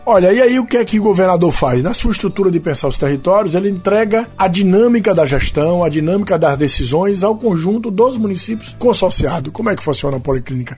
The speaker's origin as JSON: {"language": "Portuguese", "town": "Serrinha", "region": "Bahia", "country": "Brazil", "said": "Serrinha por ser minha terra"}